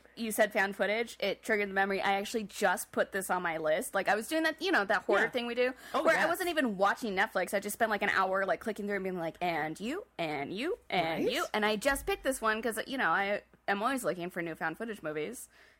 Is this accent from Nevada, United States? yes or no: no; Oregon, United States; I'm from Oregon. It's the Beaver State.